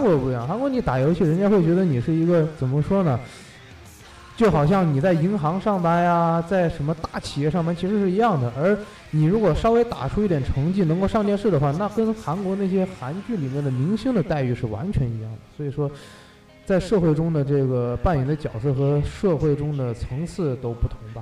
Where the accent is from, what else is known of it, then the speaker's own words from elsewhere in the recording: Wuhan, Hubei, China; moved away; also born or lived in South Korea; 我们武汉人